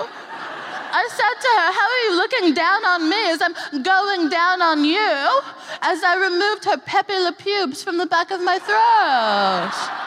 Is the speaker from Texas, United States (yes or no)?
yes; Texas, United States; now in United Kingdom; I'm from Texas, which is a piece of shit.